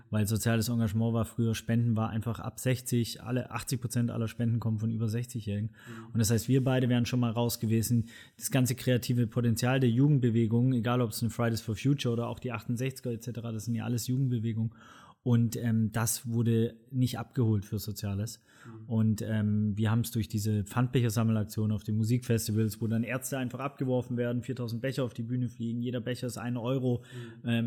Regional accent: Swabia, Germany; Ich bin Schwabe, Bildungsbürgertum privilegiert

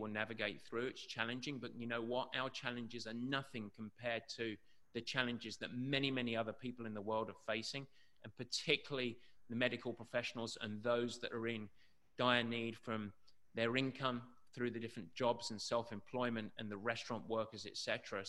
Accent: England, United Kingdom; growing up in England with the shitty weather and the miserable conditions that we have to deal with growing up

